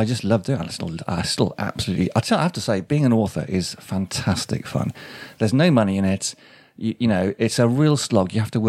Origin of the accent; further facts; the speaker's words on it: Shrewsbury, West Midlands, United Kingdom; I'm kind of Shropshire. I mean, this is my home county. Shrewsbury is my hometown.